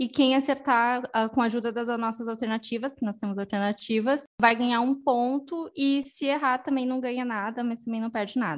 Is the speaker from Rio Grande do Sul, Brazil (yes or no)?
no; Patrocínio, Minas Gerais, Brazil; sou de Patrocínio, interior de Minas Gerais.